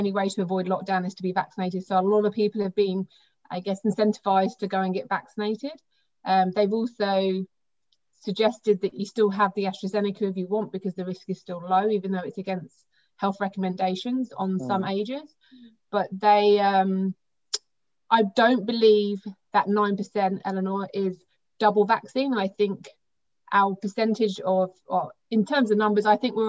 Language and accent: English; England, United Kingdom; now in Australia; I'm English